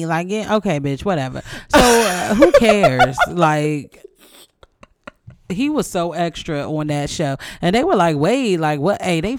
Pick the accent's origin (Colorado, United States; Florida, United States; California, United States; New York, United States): New York, United States; accent: Brooklyn; In my Brooklyn accent